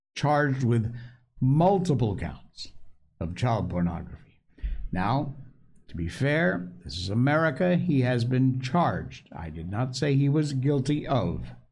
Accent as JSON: {"language": "English", "region": "Connecticut", "country": "United States", "tie": "born or raised there", "said": "where I grew up in Connecticut"}